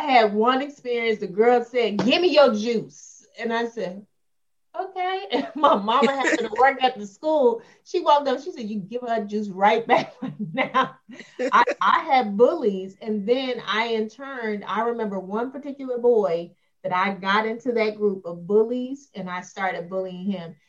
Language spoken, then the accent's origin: English; Chicago, Illinois, United States; moved away as an adult; also born or lived in Arizona; now in Atlanta, United States; I'm originally from Chicago, Illinois. I currently live in the Atlanta, Georgia area